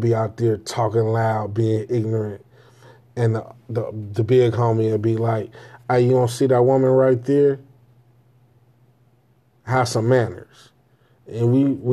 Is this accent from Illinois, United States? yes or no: yes; Chicago, Illinois, United States; I grew up on the South Side, man. You understand what I'm telling you? 79th and Damon